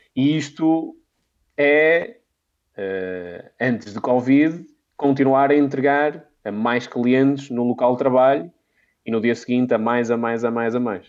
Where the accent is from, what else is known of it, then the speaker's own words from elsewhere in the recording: Minho, Portugal; Eu sou, eu sou de, do Minho